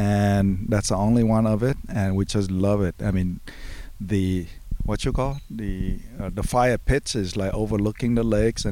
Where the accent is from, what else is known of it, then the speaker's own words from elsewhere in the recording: St. Louis Park, Minnesota, United States; I'm from St. Louis Park, Minnesota